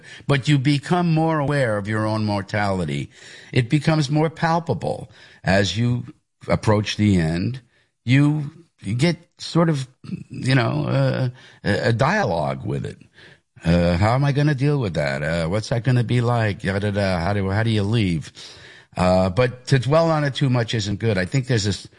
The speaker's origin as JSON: {"language": "English", "town": "Hicksville", "region": "New York", "country": "United States", "tie": "born or raised there", "said": "I am from Hicksville. That's where I went to school. That was my home area"}